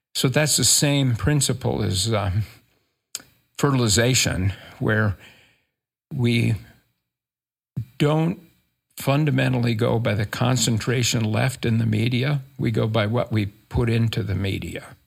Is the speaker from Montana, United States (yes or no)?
no; rural Minnesota, United States; moved away as an adult; also born or lived in California; now in Utah, United States; I grew up in Minnesota, rural Minnesota